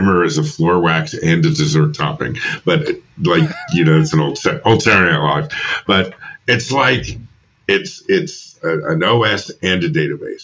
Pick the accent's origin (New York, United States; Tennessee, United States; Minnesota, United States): New York, United States; moved away as an adult; also born or lived in Philadelphia; I'm from New York originally. I came down to Temple to study film